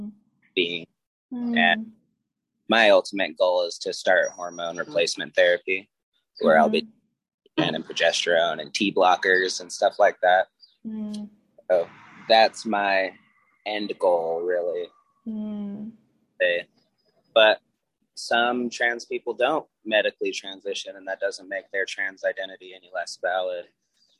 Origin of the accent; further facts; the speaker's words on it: Las Vegas, Nevada, United States; now in Utah, United States; when I moved to Utah, because I'm from Vegas, so when I moved to Utah